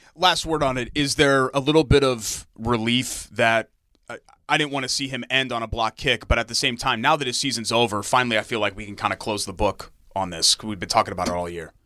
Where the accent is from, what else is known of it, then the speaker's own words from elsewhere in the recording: Connecticut, United States; now in Indiana, United States; my birth state against my now home state